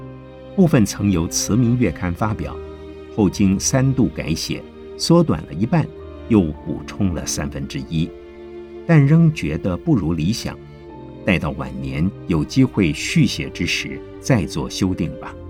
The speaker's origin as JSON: {"language": "Chinese", "town": "Nantong", "region": "Jiangsu", "country": "China", "tie": "born there", "said": "我的出生地是在江苏南通狼山前面的小娘港附近，据说我的祖先是从长江三角洲的崇明岛上。搬到南通去的"}